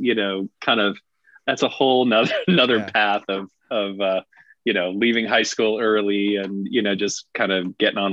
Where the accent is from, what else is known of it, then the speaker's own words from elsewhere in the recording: Littleton, Colorado, United States; this little suburban kid out in Littleton